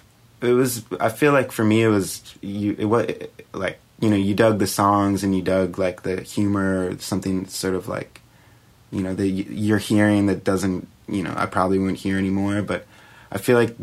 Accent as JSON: {"language": "English", "town": "Brunswick", "region": "Maine", "country": "United States", "tie": "born or raised there", "said": "Brunswick, Maine."}